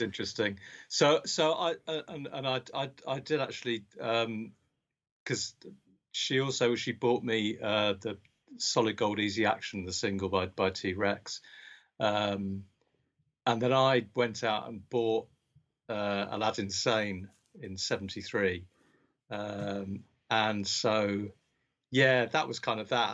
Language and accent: English; Berkshire, South East England, United Kingdom; also born or lived in Scotland; I was born in Scotland, but um, uh, from quite young I uh, grew up in Berkshire